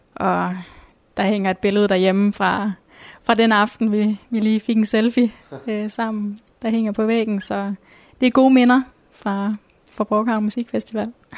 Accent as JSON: {"language": "Danish", "area": "Nørre Omme / near Ringkøbing Fjord", "region": "Central Denmark Region", "country": "Denmark", "moved": "as an adult", "lives_now": "Skjern, Denmark", "said": "Jeg kommer oprindeligt fra Nørreborg, som ligger ved, ved Ringkøbing Fjord"}